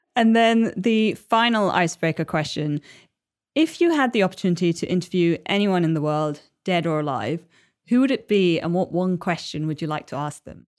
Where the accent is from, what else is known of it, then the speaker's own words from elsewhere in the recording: Chennai, Tamil Nadu, India; moved away; my hometown of Chennai